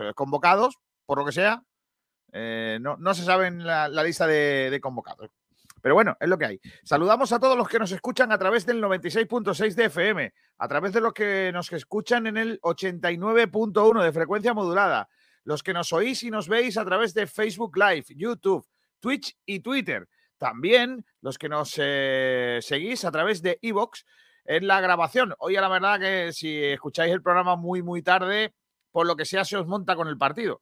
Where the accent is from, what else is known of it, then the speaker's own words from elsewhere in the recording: Andalusia, Spain; lo que tiene ser andaluz